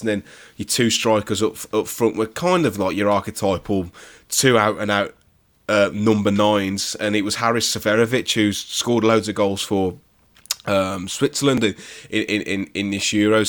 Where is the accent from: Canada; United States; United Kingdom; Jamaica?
United Kingdom; West Bromwich, West Midlands; I'm born and, born and raised in West Bromwich